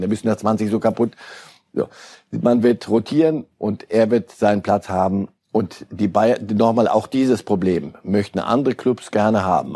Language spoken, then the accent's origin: German; Switzerland; ich bin ja Schweizer